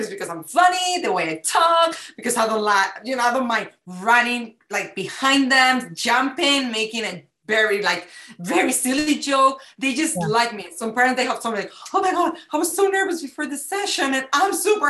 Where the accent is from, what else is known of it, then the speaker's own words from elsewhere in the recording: Spain; now in United States; it's like a little extra ingredient that it's mixing America, what I learned here, plus who I am from Spain.